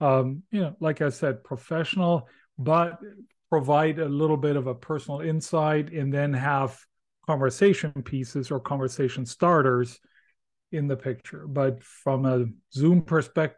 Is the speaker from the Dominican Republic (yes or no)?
no; Germany; English is a second language; moved away; I can say not only born, but born and raised in Germany